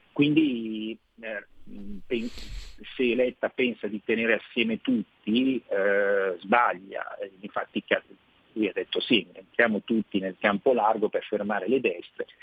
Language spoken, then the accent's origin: Italian; Rome, Lazio, Italy; da romano so cosa vuol dire avere avuto un sindaco dei Cinque Stelle